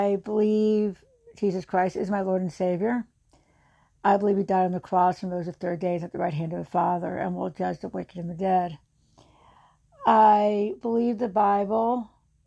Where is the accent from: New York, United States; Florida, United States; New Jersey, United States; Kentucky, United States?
New Jersey, United States; near Princeton; I grew up in New Jersey in a very rural little town outside of Princeton